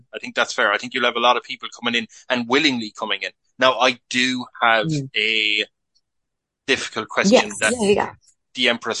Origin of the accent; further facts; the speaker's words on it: Galway, Connacht, Ireland; I'm from Galway